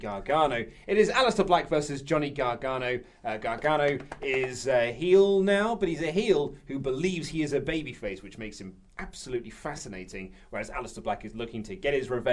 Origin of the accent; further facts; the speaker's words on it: United Kingdom; We're British